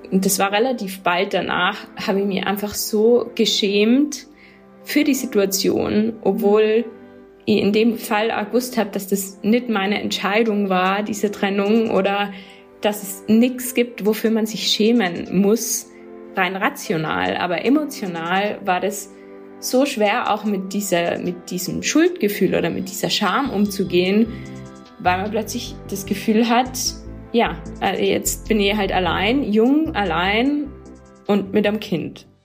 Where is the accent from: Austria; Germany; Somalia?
Austria; Tyrol; Genau, ich komme aus Tirol ursprünglich, aber in Tirol wird mir immer wieder gesagt, dass ich eigentlich Deutsche bin